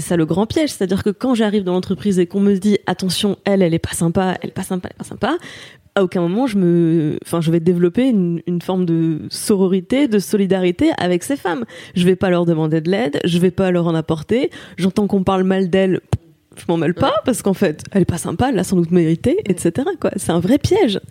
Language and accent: French; Saint-Avold, Grand Est, France; moved away as an adult; also born or lived in Martinique; now in Paris, France; C'est très loin de chez moi maintenant, mais c'est, euh, je suis une enfant du pays